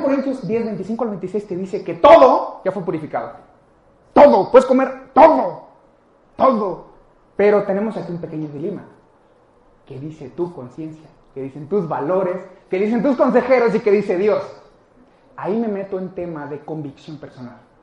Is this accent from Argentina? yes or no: no; Mexico; nosotros lo tenemos más como mexicanos